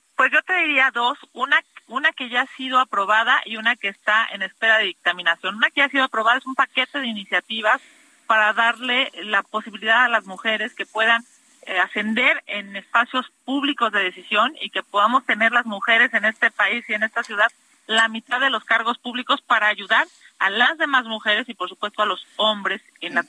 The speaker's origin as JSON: {"language": "Spanish", "region": "Mexico City", "country": "Mexico", "said": "soy de la Ciudad de México"}